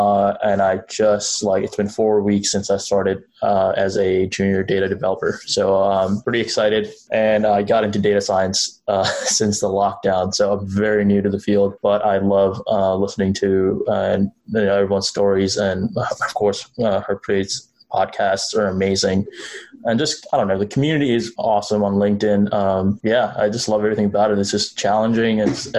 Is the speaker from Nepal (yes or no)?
yes; Nepal; now in United States; So I was born and raised in Nepal. Been in the States for half my life.